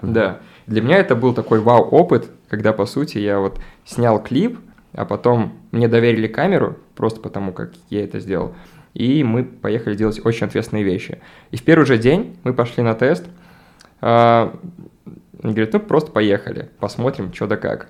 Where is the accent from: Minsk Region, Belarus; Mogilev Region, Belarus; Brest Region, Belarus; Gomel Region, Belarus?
Mogilev Region, Belarus; Babruysk; moved away; also born or lived in Minsk / Saint Petersburg; Я там редко бываю, мой родной город.